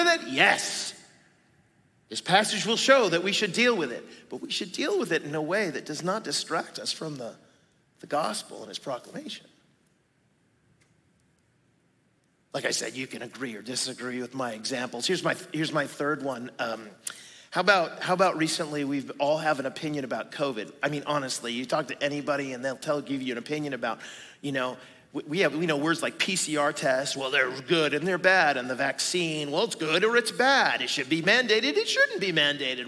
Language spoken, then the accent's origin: English; United States; I am an American, but I'm a Christian first